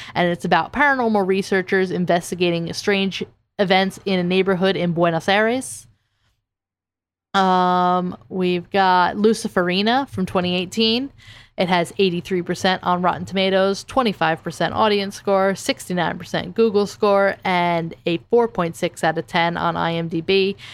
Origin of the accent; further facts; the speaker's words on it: New Jersey, United States; I'm from Jersey.